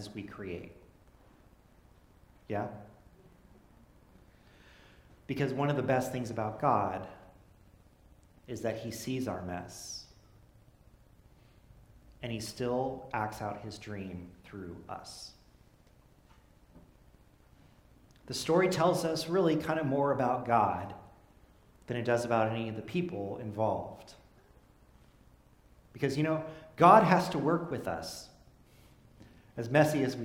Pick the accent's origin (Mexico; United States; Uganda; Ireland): United States; Fresno, California; I come from Fresno, land of plenty